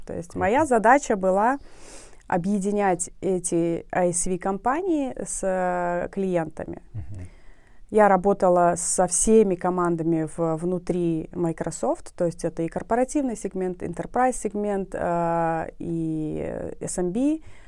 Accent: Nukus, Karakalpakstan, Uzbekistan; я родилась э, в Нукусе

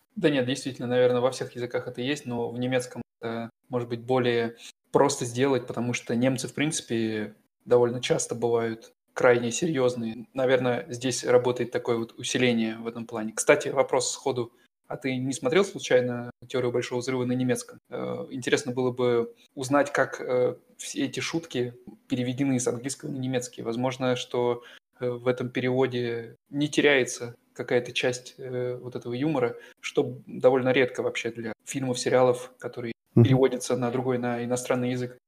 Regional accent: Russia; now in Germany; я из России, а это несложно понять по моему немецкому

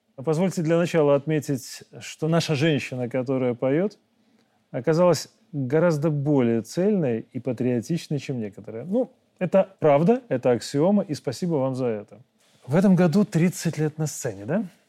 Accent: Belarus; мы, белорусы

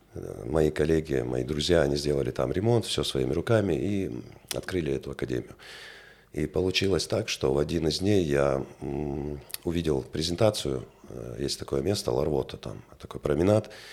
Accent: Grozny, Chechnya, Russia; also born or lived in France; now in Vladikavkaz, Russia; я коренной грозненец, э, родился в городе Грозном, вырос в этом городе

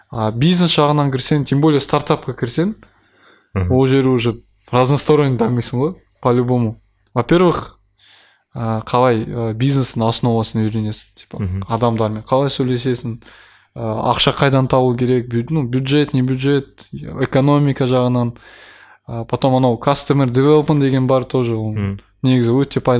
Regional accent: Kazakhstan; өзім де қазақпын ғой

